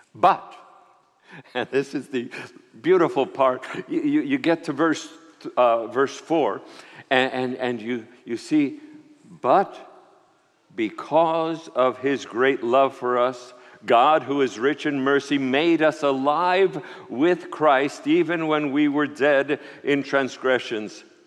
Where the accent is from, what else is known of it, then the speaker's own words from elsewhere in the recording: New York City, New York, United States; also born or lived in Puerto Rico; I was born in Puerto Rico, grew up in New York City